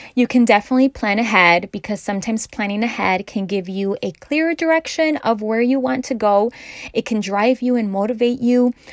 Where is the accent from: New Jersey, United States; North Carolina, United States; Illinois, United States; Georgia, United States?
Illinois, United States; Chicago; I'm from Chicago